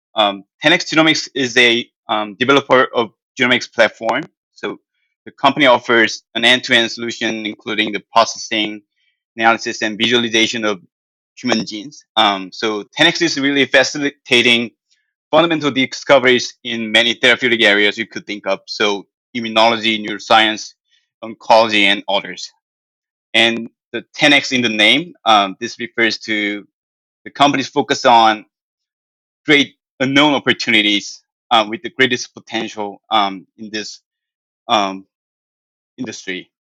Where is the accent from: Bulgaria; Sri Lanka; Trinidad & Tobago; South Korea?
South Korea; English is a second language; moved away as an adult; now in United States; I'm from South Korea